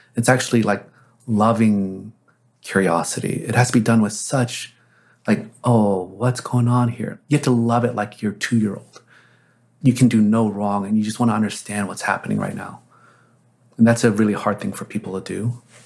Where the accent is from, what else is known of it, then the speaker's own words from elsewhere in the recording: Texas, United States; also born or lived in Korea; I grew up in Texas in the seventies